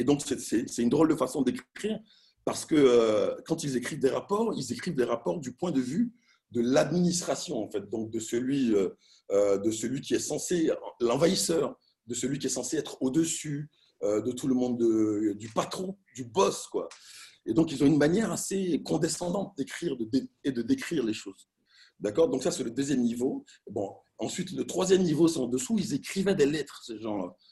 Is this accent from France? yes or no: no; Abidjan, Côte d’Ivoire; j'ai grandi, je suis né et grandi à Abidjan en 1971